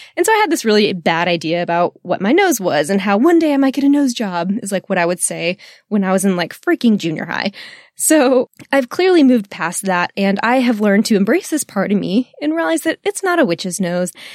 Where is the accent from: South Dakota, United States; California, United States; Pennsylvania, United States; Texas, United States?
Texas, United States; I am a Texan woman